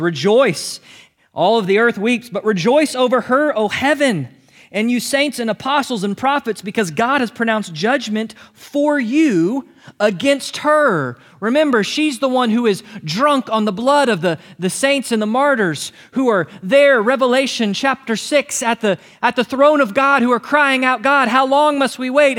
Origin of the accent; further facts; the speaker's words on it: United States; You and I as Americans